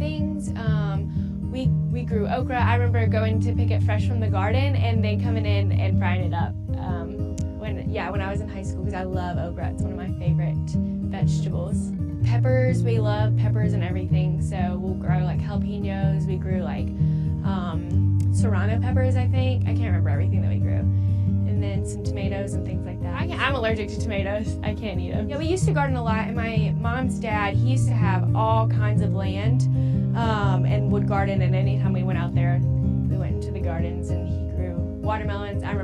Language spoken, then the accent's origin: English; Dallas, North Carolina, United States; also born or lived in Boone, North Carolina; now in Durham, United States; I am from Dallas, North Carolina. It's in Gaston County, kind of close to Charlotte